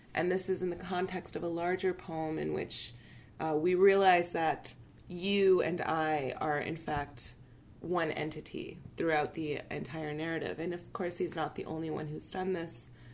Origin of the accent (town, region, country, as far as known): Palestine